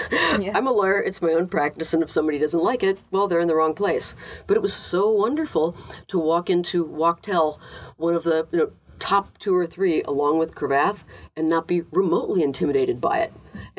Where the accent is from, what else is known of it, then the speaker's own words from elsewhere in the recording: Minnesota, United States; moved away; as a Minnesotan